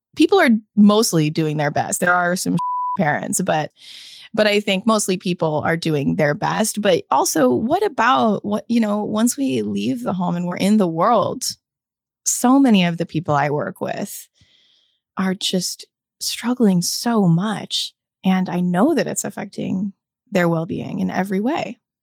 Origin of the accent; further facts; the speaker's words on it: United States; my experience as an American